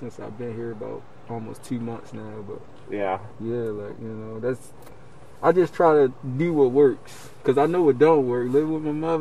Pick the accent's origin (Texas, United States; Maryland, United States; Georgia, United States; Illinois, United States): Maryland, United States; Baltimore; moved away as an adult; now in Cleveland, United States; I'm from Baltimore. I moved here when I was 18, and I went to college here.